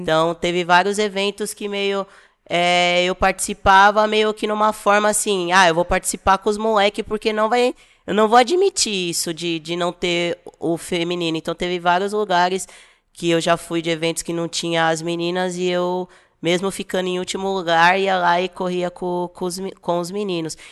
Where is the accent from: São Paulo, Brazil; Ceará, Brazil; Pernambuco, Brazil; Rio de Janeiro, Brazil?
São Paulo, Brazil; eu tenho 33 anos, sou de São Paulo